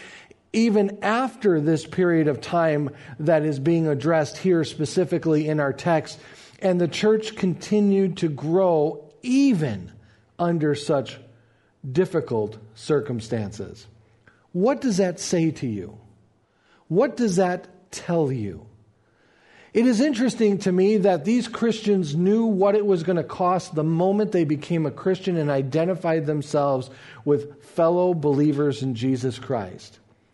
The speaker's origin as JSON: {"language": "English", "country": "United States", "said": "as American believers"}